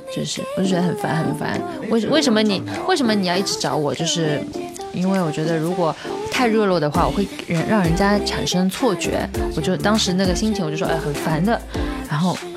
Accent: Shanghai, China; 因为我在上海，我也是上海人

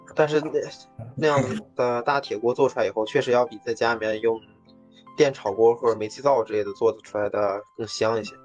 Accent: Inner Mongolia, China; 作为一个来自于内蒙的汉子

